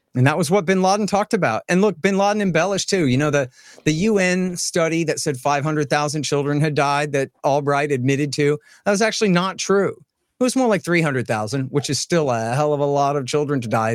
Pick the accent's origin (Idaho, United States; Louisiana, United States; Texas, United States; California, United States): Texas, United States; Austin; I'm from Austin, Texas